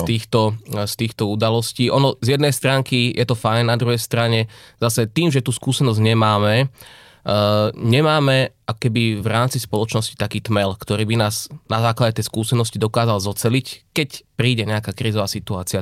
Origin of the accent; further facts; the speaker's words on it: Ružomberok, Žilina Region, Slovakia; moved away as an adult; also born or lived in Nitra / Banská Bystrica; ja som sa narodil v Nitre, ale celé detstvo a mladé roky som prežil v Ružomberku, tam som žil 20 rokov